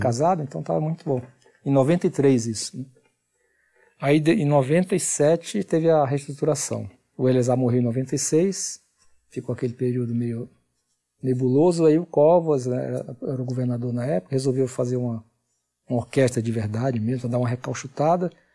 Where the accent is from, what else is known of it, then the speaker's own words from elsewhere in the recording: Fortaleza, Ceará, Brazil; also born or lived in Camocim, Ceará; now in São Paulo, Brazil; a gente mudou de Camusim para Fortaleza, morei em Camusim até os 9 anos.